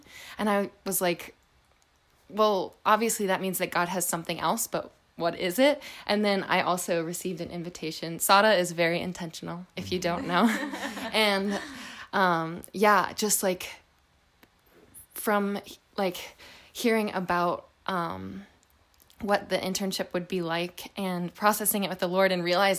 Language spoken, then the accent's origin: English; Florida, United States; I'm from Florida.